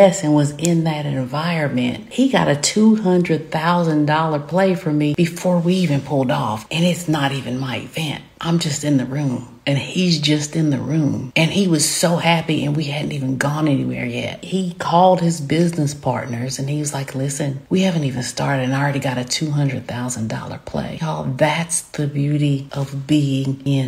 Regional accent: the South, United States; accent: Southern; I am Southern, as you can tell by my accent.

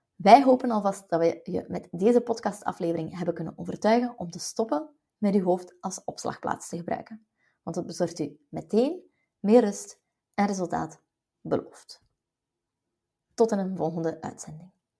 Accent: West Flanders, Belgium; als West-Vlaming

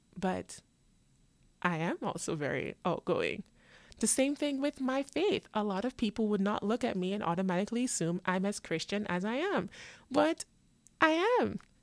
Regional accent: Jamaica; also born or lived in New York, United States; now in Florida, United States; I was born in New York, but I went to Jamaica to live and now I live in Florida.

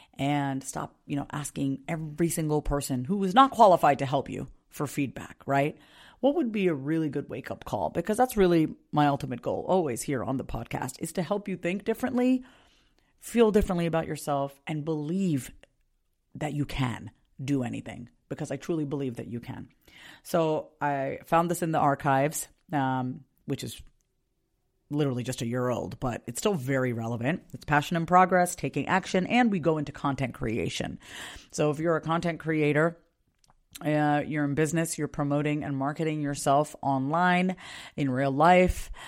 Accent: Long Island, New York, United States; I was born in nineteen eighty-two on Long Island, New York

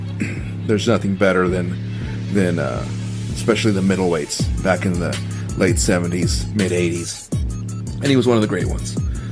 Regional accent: Washington, United States; now in Texas, United States; I am originally from Washington, so no, I am not a Cowboys fan. I am a Seahawks fan. I am from Washington State.

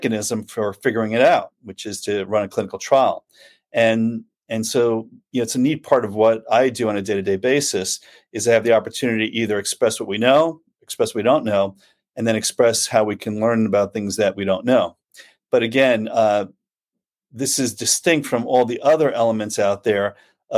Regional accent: New York City, New York, United States; moved away; there was a lot of strange things about growing up in Staten Island

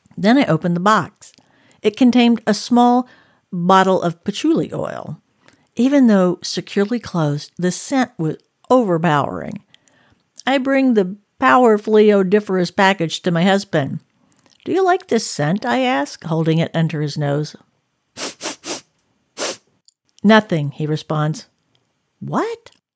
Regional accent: the South, United States; now in Northern California, United States; I grew up in the South, with the scent of magnolia and gardenia blossoms

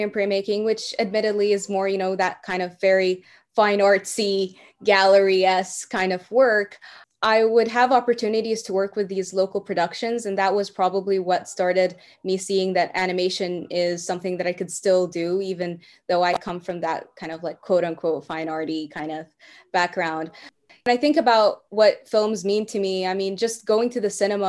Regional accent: Qatar; also born or lived in Belfort, France / Egypt; I was born in Belfort, France, but I'm Egyptian. But then after, being born in France, I went to Egypt for a while, to a French school there, and then to Qatar, where that's where I grew up.

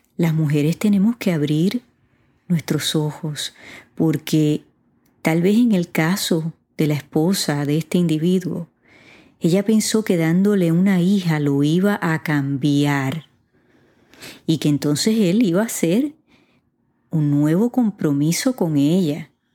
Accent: Puerto Rico; mi país, Puerto Rico

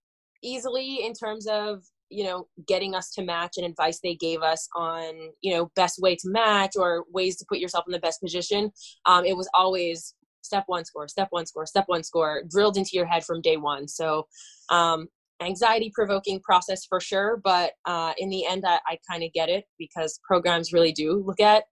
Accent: Northeastern Pennsylvania, United States; moved away; also born or lived in Philadelphia; I'm originally from Northeastern Pennsylvania

